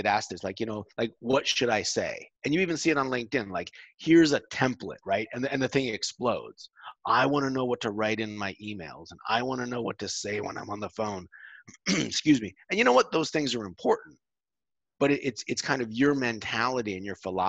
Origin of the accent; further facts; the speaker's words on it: United States; moved away as an adult; now in Europe; I'm an American. People listening can probably tell that. I moved to Europe 14 years ago